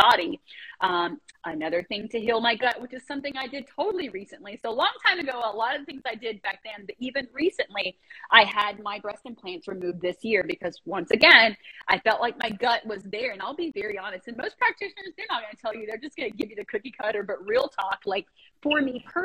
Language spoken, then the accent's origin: English; United States; also born or lived in Japan; Love being an American